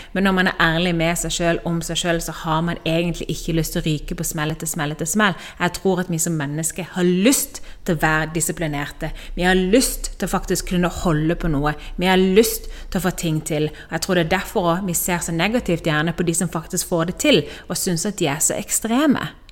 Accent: Norway; moved away as an adult; now in Spain; Det jeg holdt på med hjemme i Norge

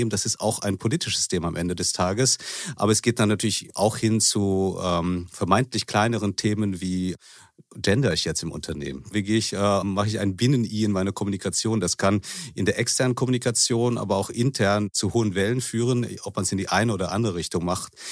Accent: Manila, Metro Manila, Philippines; also born or lived in Bonn, Germany; Ich bin in Manila und Bonn aufgewachsen, also halb philippinisch und halb deutsch.

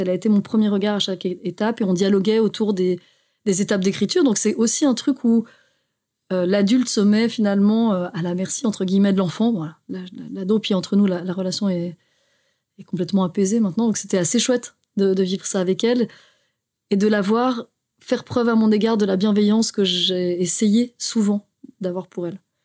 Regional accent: Haute-Savoie, Auvergne-Rhône-Alpes, France; moved away as an adult; also born or lived in Geneva, Switzerland / Brussels, Belgium; je suis née à Genève, parce qu'il faut savoir qu'en Suisse, il y a de très bons hôpitaux, mais j'ai grandi en France. Ah, Donc j'ai grandi en Haute-Savoie

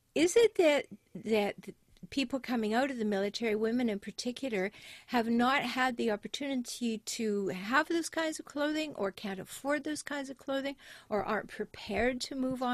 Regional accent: Canada; I'm natively a Canadian

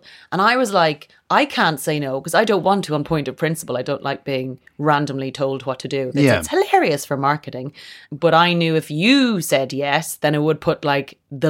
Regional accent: Leinster, Ireland; Kildare, which is about an hour outside of Dublin. It's a horsey area of Ireland.

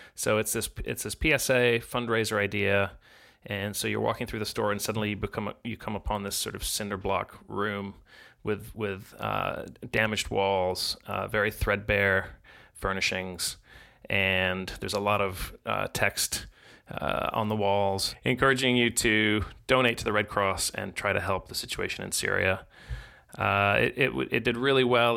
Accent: Chicago, Illinois, United States; I grew up in Chicago

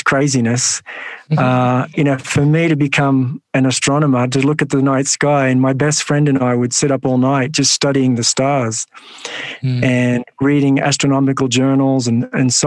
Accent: Sydney, New South Wales, Australia; So I grew up in the western suburbs of Sydney in a housing commission home.

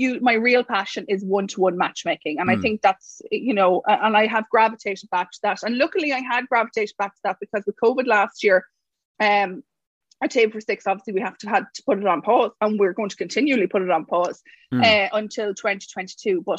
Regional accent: Mullingar, Westmeath, Ireland; I'm from Mullingar

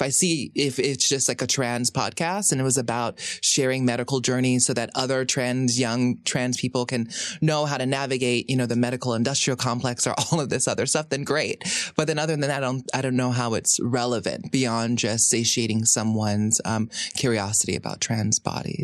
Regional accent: Hawaii, United States; growing up in Hawaii

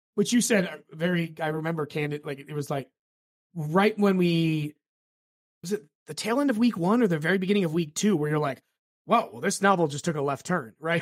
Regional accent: United States; growing up in America

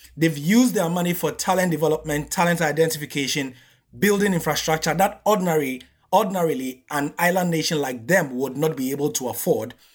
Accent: Ghana; as a Ghanaian

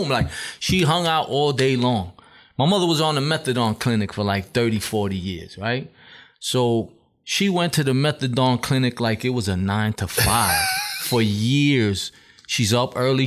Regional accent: New York City, New York, United States; Marcus Garvey Village in Brownsville. So half of the project was also Decepticon. So a lot of the dudes we grew up with together as well were Decepticons.

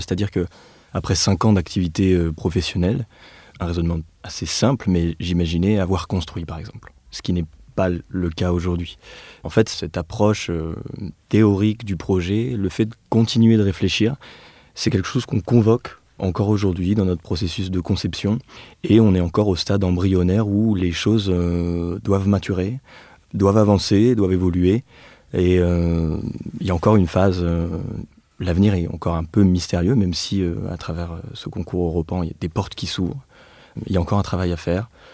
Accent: Nevers, Bourgogne-Franche-Comté, France; moved away; also born or lived in Clermont-Ferrand; je suis né et j'ai grandi à Nevers, comme Félix. Donc c'est une ville de la Loire en Bourgogne

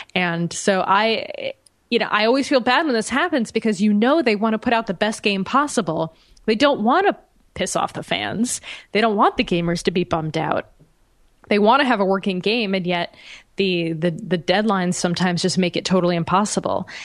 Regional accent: United States; as an American

